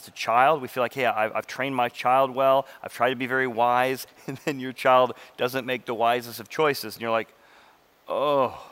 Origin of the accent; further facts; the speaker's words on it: Illinois, United States; I grew up in Illinois